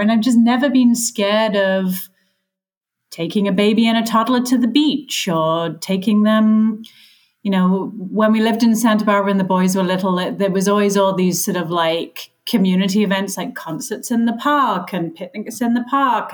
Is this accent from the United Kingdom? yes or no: yes; England, United Kingdom; now in United States; I was raised in England